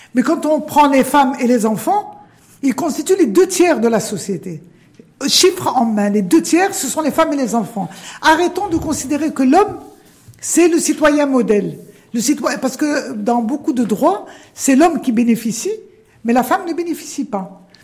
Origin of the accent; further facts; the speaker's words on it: Morocco; On est arabo, amazère, africain, méditerranéen, ouvert sur l'Europe